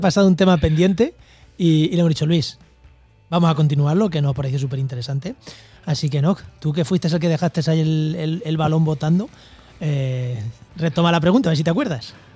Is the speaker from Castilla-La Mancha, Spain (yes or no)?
yes; Munera, Castilla-La Mancha, Spain; en mi pueblo, en Munera, en Albacete, mm. eh, desde que yo me acuerdo, tenemos aerogeneradores